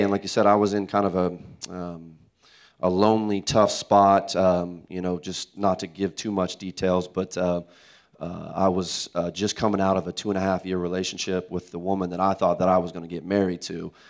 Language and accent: English; Tulsa, Oklahoma, United States; moved away as an adult; now in Oklahoma City, United States; I'm from Tulsa